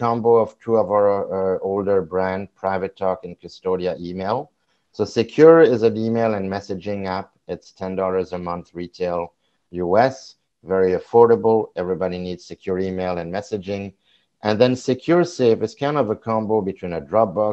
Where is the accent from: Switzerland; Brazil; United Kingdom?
Switzerland; also born or lived in Vancouver, Canada; I am from Switzerland, even though I'm in Canada right now